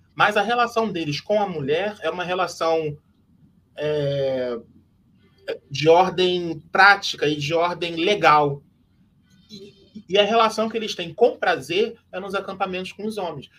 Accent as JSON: {"language": "Portuguese", "town": "Nilópolis", "region": "Rio de Janeiro", "country": "Brazil", "said": "eu sou de Milópolis, meu avô era um dos fundadores da Beija-Flor"}